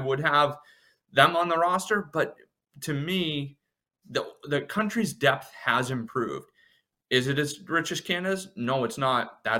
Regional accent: United States; As an American

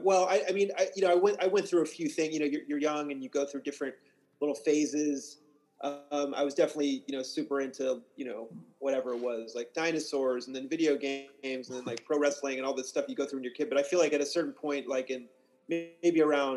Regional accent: Kansas side, United States; I'm from a suburb of Kansas City, Missouri, that happens to lie in Kansas

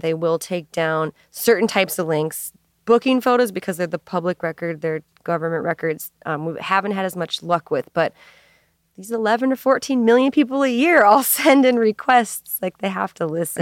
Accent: Minneapolis, Minnesota, United States; moved away as an adult; also born or lived in Saint Louis; I grew up in Minneapolis

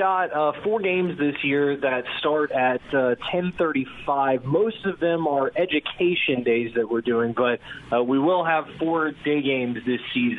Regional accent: Arlington, Texas, United States; moved away as an adult; also born or lived in Dallas, Texas / Fort Worth, Texas / Austin, Texas / St. Paul, Minnesota; now in Biloxi, United States; So home is Arlington, Texas, right there halfway between Dallas and Fort Worth. But yes, in the last 3 years in the typical life of a sports broadcaster working seasonal work, I've lived in Dallas, Fort Worth, Austin, Texas, St. Paul, Minnesota

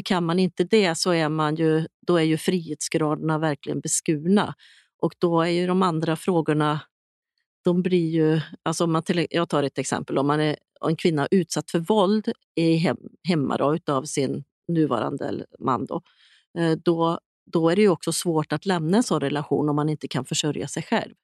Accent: Sweden; som svensk

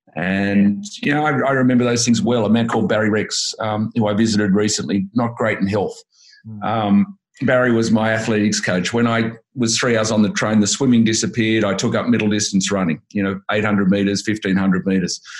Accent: Sydney, New South Wales, Australia; I was brought up in the Shire, so the Sutherland Shire, okay. and then Cronulla

